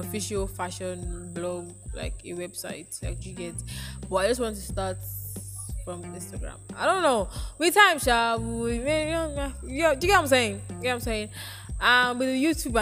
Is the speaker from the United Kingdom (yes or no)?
no; Nigeria; On this day, 19 years ago, I was born into this earth. This Nigeria